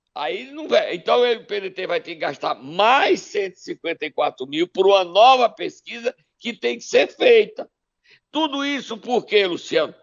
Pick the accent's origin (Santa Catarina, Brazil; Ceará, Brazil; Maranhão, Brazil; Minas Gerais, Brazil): Ceará, Brazil; Sobral; Sobral, minha terra querida e amada